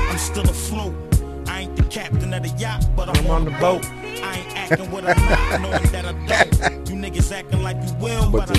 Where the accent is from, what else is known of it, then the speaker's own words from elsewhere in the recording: Delaware, United States; First of all, I'm from Delaware.